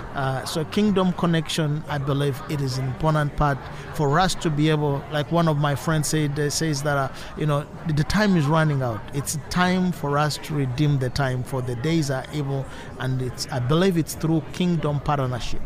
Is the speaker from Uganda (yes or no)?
yes; Eastern Region, Uganda; I'm from Eastern Uganda and I live in Uganda